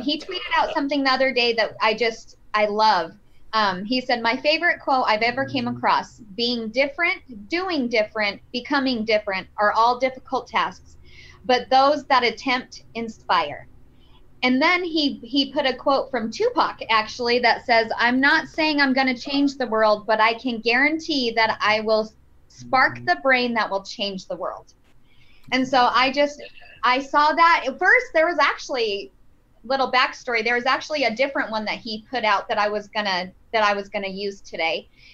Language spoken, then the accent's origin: English; Flagstaff, Arizona, United States; I grew up in Flagstaff